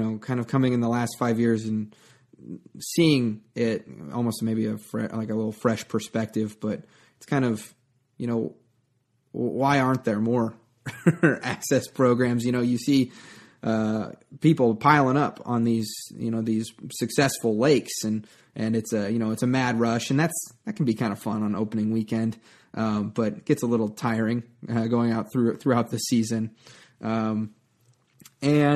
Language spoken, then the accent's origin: English; Nebraska, United States; also born or lived in El Paso, Texas; I'm from Nebraska